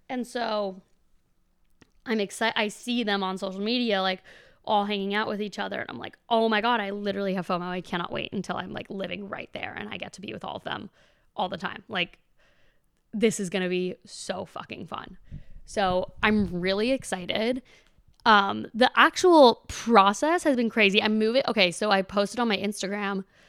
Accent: Boston, Massachusetts, United States; now in Los Angeles, United States; I grew up in Boston

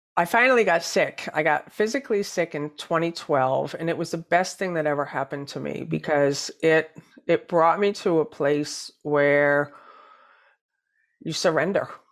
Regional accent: New Hampshire, United States; moved away as an adult; also born or lived in New York City; I grew up in New Hampshire

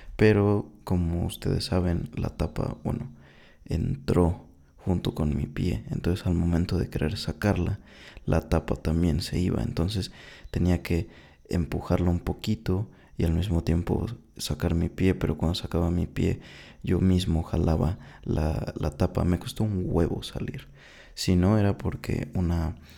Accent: Mexico; Soy mexicano desde el 97

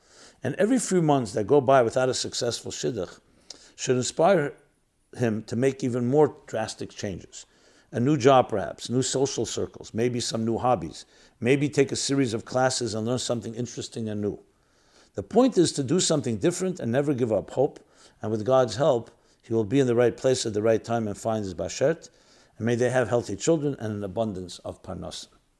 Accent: New York City, New York, United States; I was born in New York City and lived in Crown Heights for many years, but I never felt I belonged there.

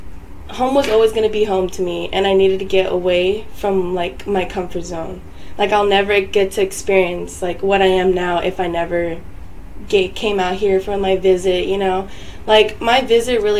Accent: Los Angeles, California, United States; moved away; I'm from

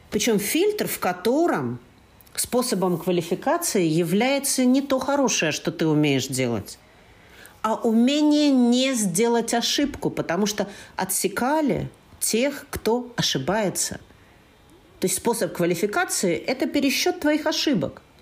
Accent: Berlin, Germany; born there; я родился в Берлине, я, э, ну, как настоящий москвич, да

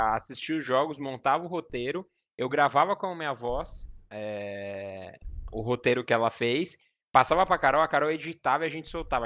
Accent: Cotia, São Paulo, Brazil; also born or lived in Osasco; Eu sou, eu sou daqui da Zona Oeste de São Paulo, então eu nasci em Osasco. Mas uhum. sempre morei minha vida toda em Cotia

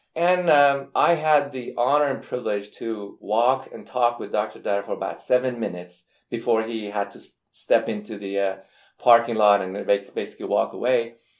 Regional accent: Iran; now in United States; I'm from Iran

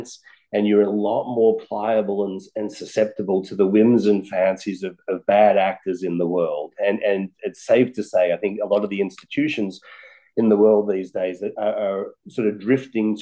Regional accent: Australia; now in United States; I was born and raised in Australia, a very lucky country.

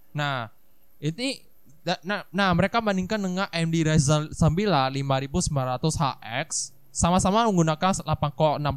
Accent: Medan, North Sumatra, Indonesia; Iya sama sama. Aku juga bukan orang Jakarta loh guys.

